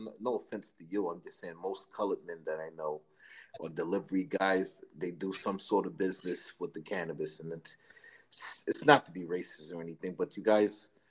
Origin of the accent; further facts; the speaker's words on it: New York City, New York, United States; I'm from New York City. I'm in the Jersey, New York area.